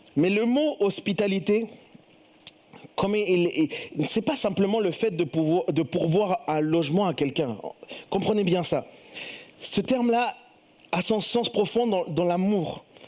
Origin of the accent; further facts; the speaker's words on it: Chile; moved away; je viens du Chili